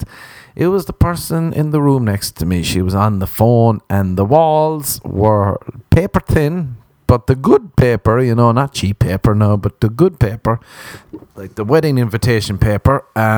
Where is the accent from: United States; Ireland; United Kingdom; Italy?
Ireland